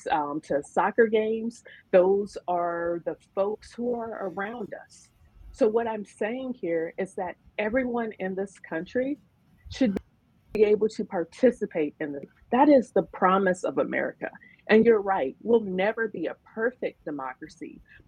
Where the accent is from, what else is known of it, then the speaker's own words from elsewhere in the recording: Nebraska, United States; I'm from Nebraska. That's where I was born. That's where I was raised.